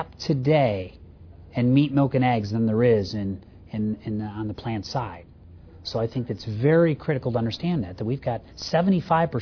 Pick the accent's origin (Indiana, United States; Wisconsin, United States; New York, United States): Indiana, United States; also born or lived in a U.S. farm in the Northeast; I'm from Indiana